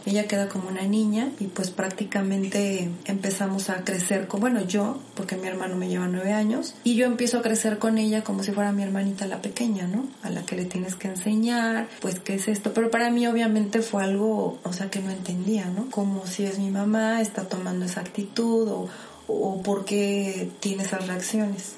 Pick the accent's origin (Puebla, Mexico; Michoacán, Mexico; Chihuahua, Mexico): Puebla, Mexico; Nací aquí en la ciudad de Puebla, en, pues en Colonia Exacta y en el centro. Y pues la verdad fue pues algo así como que medio complicada mi, mi niñez